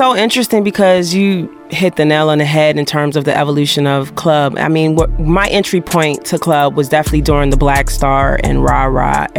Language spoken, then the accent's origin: English; Fort Lauderdale, Florida, United States; moved away as an adult; also born or lived in Baltimore, Maryland; I was born and raised in Florida, Fort Lauderdale, Broward County.